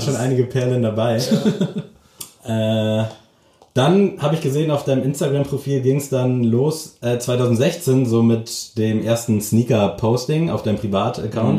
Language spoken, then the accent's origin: German; Lockwisch, Mecklenburg-Vorpommern, Germany; now in Lübeck, Germany; ich komm tatsächlich aus Mecklenburg